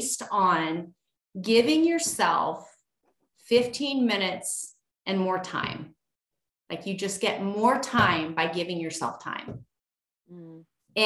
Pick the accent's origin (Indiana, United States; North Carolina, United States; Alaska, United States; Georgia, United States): Alaska, United States; moved away as an adult; now in North Idaho, United States; I grew up in Alaska